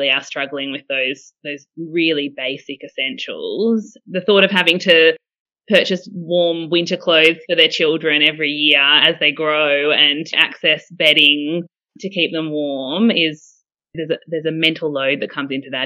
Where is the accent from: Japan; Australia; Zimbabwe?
Australia; Canberra, Australian Capital Territory; I am not quite born, but definitely bred in Canberra. So I've been in Canberra since I was four. So I'm definitely a Canberran